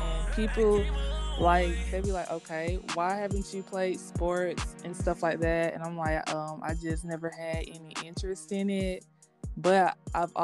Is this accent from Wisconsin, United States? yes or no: no; Columbus, Georgia, United States; I am from Columbus, Georgia, born and raised here